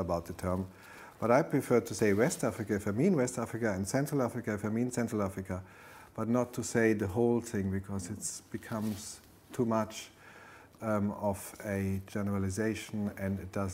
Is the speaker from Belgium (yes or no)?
yes; Belgium; I grew up in Belgium. My parents are German